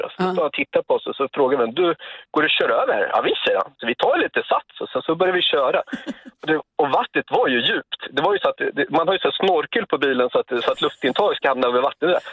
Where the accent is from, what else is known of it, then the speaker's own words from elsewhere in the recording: Sweden; som dum svensk